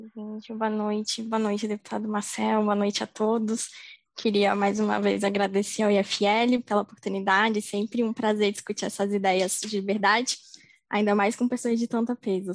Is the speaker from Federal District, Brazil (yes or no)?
yes; Brasília, Federal District, Brazil; sou aqui de Brasília